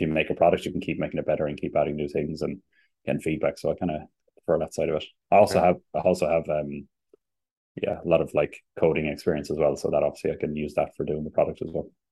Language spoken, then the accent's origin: English; Limerick, Munster, Ireland; moved away as an adult; also born or lived in Germany; now in Sweden; I'm from Limerick